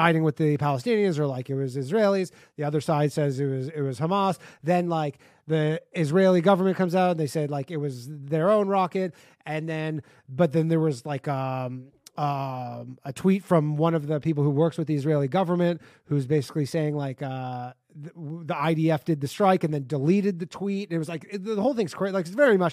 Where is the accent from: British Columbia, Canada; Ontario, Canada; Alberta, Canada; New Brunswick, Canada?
Ontario, Canada; Toronto; Me and the next guy are both from around Toronto area